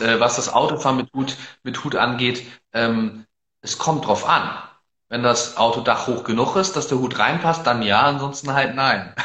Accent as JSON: {"language": "German", "region": "Northern Germany", "country": "Germany", "said": "wobei ich mich tatsächlich gar nicht so unbedingt als typischen Norddeutschen bezeichnen würde"}